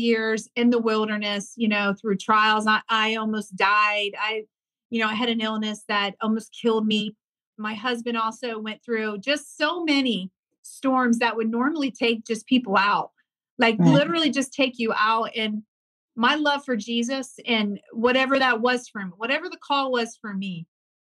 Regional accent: Ohio, United States; I grew up in a really small farm town. I'm from the Midwest, Ohio

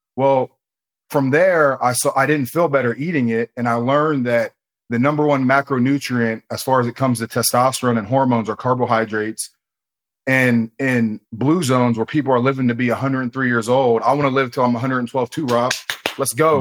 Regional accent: Ohio, United States; I'm from Ohio. I'm in Columbus, Ohio.

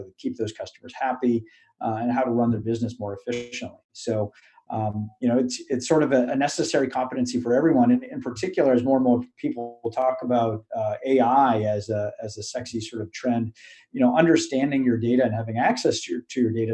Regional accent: Acton, Massachusetts, United States; I grew up outside of Boston in a town called Acton, Massachusetts

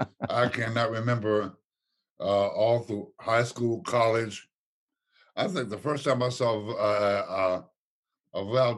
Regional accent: Ohio, United States; moved away; I came from Ohio

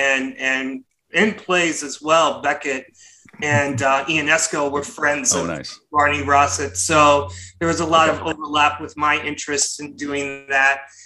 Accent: Springfield, Illinois, United States; moved away as an adult; also born or lived in Nebraska / New York; I was born in Springfield, Illinois, and grew up in a working class family there.

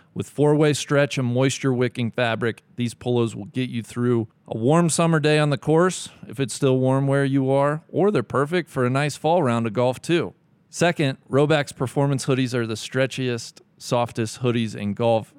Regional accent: Cincinnati, Ohio, United States; live in my hometown, Cincinnati, Ohio

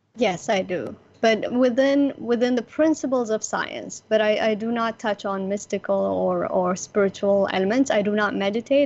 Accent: Abu Dhabi, United Arab Emirates; I am from Abu Dhabi, United Arab Emirates, the UAE, where Dubai is

